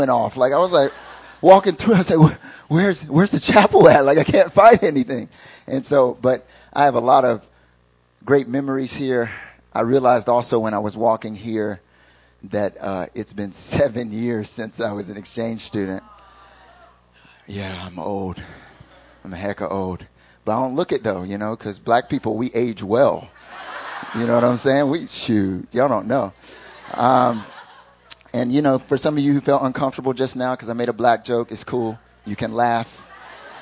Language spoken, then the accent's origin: English; North Carolina, United States; accent: thick country accent; I'm from North Carolina, born and raised. I'm from the mountains. When I went to high school, they called me … because I had such a thick country accent